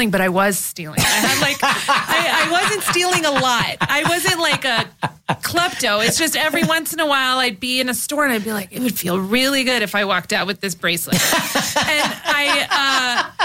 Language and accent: English; Hacienda Heights, California, United States; growing up was really fun, and our family is all here. We grew up. Nobody left.